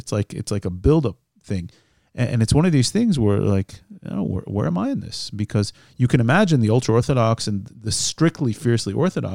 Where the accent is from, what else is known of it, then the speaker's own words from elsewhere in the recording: United States; now in Israel; I grew up as a child of them in America